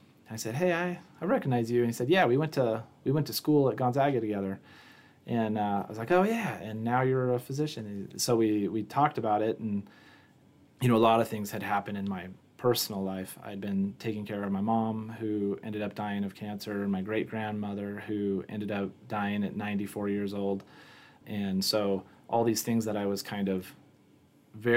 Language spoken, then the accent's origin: English; Newport, Washington, United States; also born or lived in Omaha, Nebraska; now in Sidney, United States; I ended up growing up in Washington State in a very small town in the northeast corner of Washington State. Newport, Washington is a town of about 2,000 people